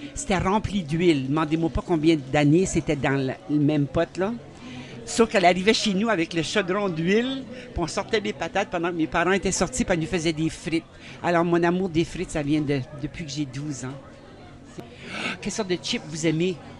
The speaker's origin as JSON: {"language": "French", "town": "Saint-Basile", "region": "New Brunswick", "country": "Canada", "tie": "born or raised there", "moved": "yes", "lives_now": "Bouctouche, Canada", "said": "J'ai grandi à Saint-Basile, moi, au Nouveau-Brunswick"}